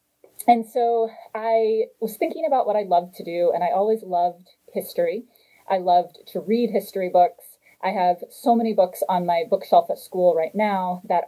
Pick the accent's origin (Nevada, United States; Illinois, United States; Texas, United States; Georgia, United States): Texas, United States; So I am from Texas. I'm from a small town in rural Texas.